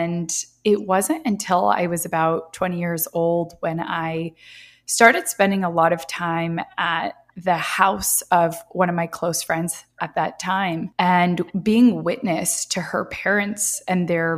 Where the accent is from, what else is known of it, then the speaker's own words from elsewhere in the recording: Marin County, California, United States; So yeah, I'm originally from the San Francisco Bay Area, right across the Golden Gate Bridge, a place called Marin County. And I grew up there my whole life. I was born there